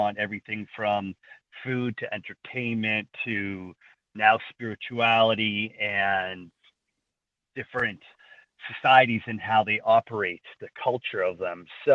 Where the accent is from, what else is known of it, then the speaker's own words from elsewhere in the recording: Toronto, Ontario, Canada; Growing up in Scarborough, I just always felt like it didn't really quite belong there